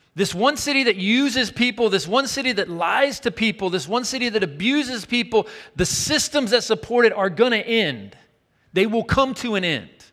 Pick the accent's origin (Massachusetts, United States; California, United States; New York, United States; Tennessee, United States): Tennessee, United States; Chattanooga; moved away; The city for me in my hometown was down the mountain in Chattanooga, Tennessee